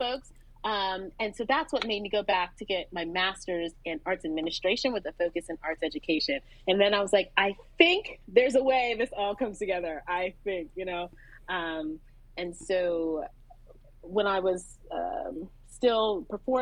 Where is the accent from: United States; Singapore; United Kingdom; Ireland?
United States; Philadelphia, Pennsylvania; I grew up in Philadelphia